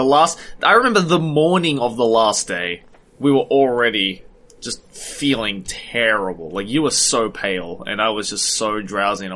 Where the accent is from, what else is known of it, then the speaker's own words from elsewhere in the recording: Sydney, New South Wales, Australia; growing up in Sydney